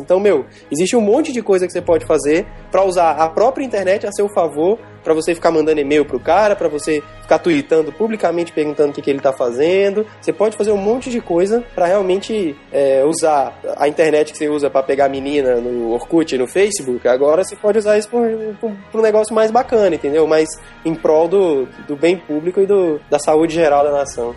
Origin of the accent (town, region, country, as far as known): Brazil